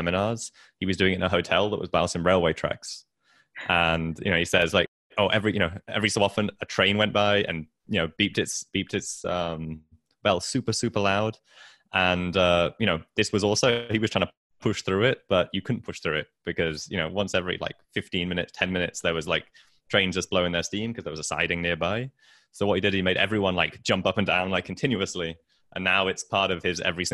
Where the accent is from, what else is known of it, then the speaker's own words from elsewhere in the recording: England, United Kingdom; I'm English and my English is bad